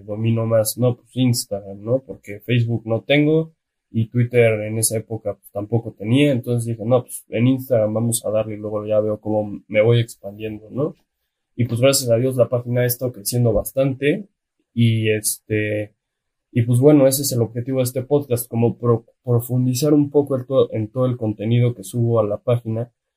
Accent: Mexico; Que lo tenemos de vecino en la frontera norte

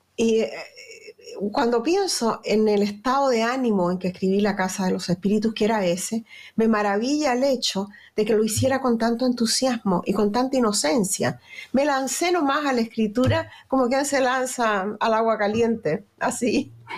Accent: Chile; accent: Chilean; moved away as an adult; also born or lived in Venezuela; now in United States; mi acento es chileno. Eh, ahí en Chile soy como todo el mundo

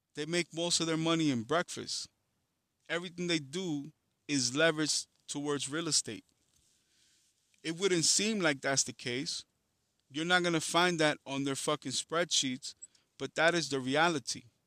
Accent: New York City, New York, United States; also born or lived in Dominican Republic; I come from Harlem in the Bronx

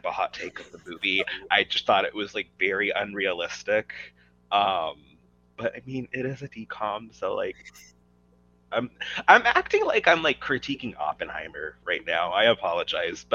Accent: United States; also born or lived in Arizona / California; I grew up in Arizona and California

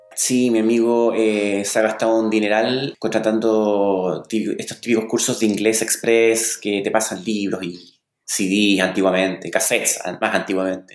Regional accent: La Serena, Coquimbo, Chile; soy chileno, nacido y criado en la pequeña ciudad de La Serena

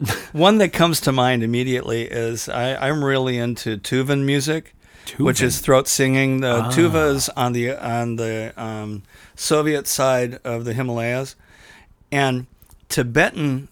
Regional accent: Green Bay, Wisconsin, United States; moved away; I grew up in Green Bay

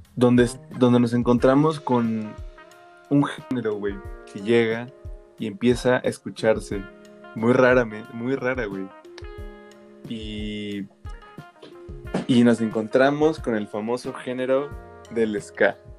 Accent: Mexico; somos mexas

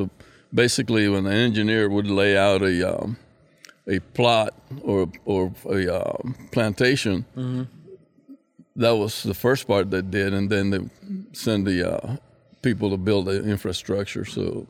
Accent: San José, Costa Rica; born there; also born or lived in Panama; I was born in San Jose, Costa Rica, 1950.

